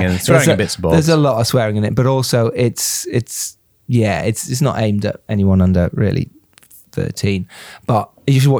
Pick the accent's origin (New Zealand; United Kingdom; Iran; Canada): United Kingdom; Harrogate, Yorkshire and the Humber; now in London, United Kingdom; growing up in Yorkshire and then coming down to London